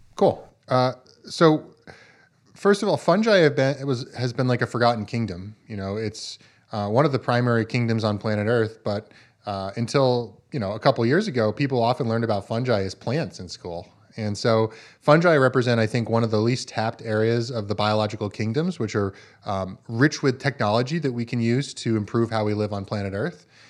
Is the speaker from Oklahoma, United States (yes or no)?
no; Vermont, United States; I grew up farming in Vermont, uh, on a small four-season farm